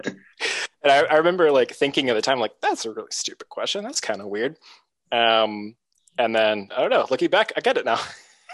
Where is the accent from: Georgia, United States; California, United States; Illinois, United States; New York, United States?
Georgia, United States; St. Simons Island; So I'm from St. Simon's Island, which, if you know anything about the University of Georgia, that is where everyone goes for Georgia Florida weekend.